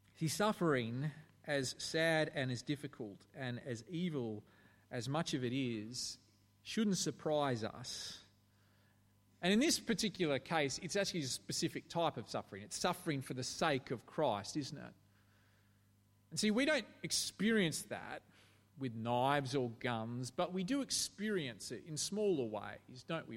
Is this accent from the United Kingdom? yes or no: no; Australia